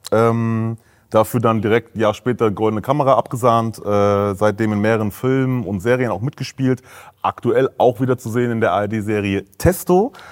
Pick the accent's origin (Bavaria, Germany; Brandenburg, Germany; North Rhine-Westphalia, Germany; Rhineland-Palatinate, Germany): North Rhine-Westphalia, Germany; Essen; Ich bin in Essen groß geworden, in Altendorf aufgewachsen, in Borbeck geboren.